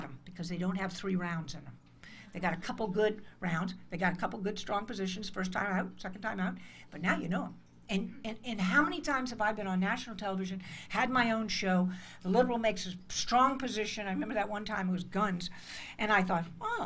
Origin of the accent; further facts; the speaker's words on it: United States; I'm an American